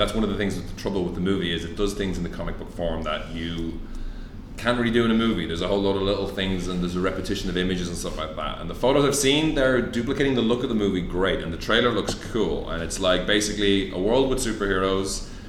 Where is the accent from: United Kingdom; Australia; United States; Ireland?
Ireland; now in Malaysia; I am Irish